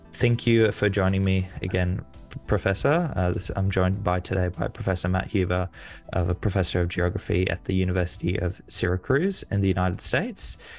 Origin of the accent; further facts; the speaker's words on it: Australia; as an Australian